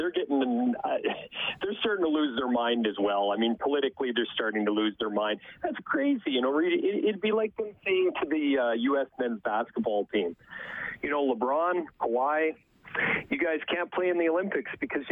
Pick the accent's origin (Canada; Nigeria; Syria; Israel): Canada; As a Canadian